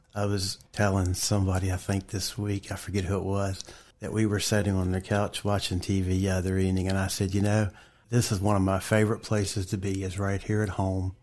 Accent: Bridgewater, Virginia, United States; also born or lived in Linville; I grew up more in the Bridgewater T A area.

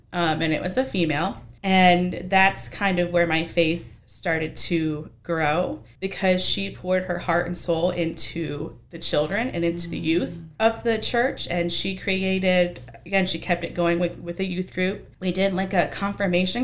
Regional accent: Bath, New York, United States; moved away; also born or lived in the Valley; even though I was born in New York

